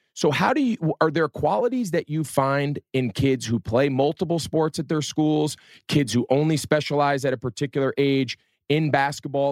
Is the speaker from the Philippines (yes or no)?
no; New Jersey, United States; I was growing up in North Jersey